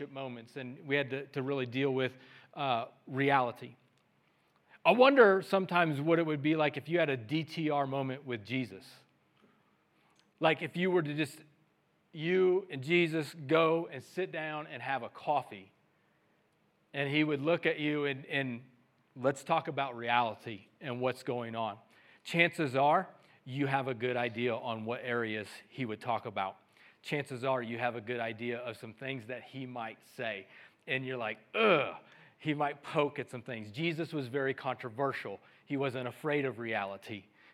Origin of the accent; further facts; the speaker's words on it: Missouri, United States; I'm from Missouri, the show me state